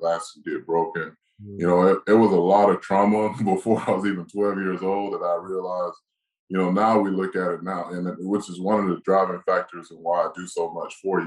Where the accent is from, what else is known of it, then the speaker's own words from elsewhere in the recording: Live Oak, Florida, United States; also born or lived in Boynton Beach, Florida; I went to high school in a small town in called Live Oak, Florida